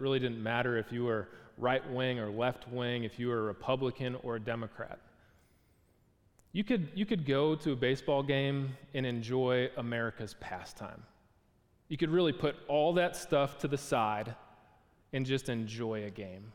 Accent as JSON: {"language": "English", "town": "Milwaukee", "region": "Wisconsin", "country": "United States", "tie": "born or raised there", "said": "I was a kid growing up in Milwaukee, Wisconsin."}